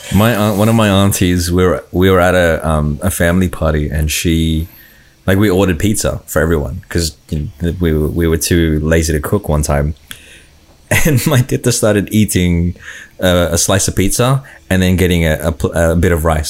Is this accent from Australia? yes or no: yes; Australia; growing up in Australia, you know, you, you, you, eat different foods